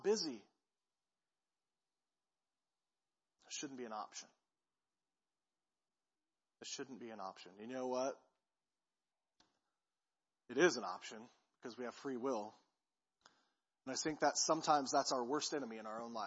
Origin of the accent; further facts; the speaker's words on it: Peculiar, Missouri, United States; now in Clinton, United States; I grew up in Peculiar